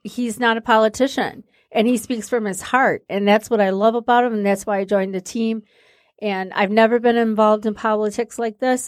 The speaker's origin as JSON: {"language": "English", "town": "Sterling Heights", "region": "Michigan", "country": "United States", "tie": "born or raised there", "also_born_or_lived": "Warren, Michigan", "said": "I grew up in Warren in Sterling Heights"}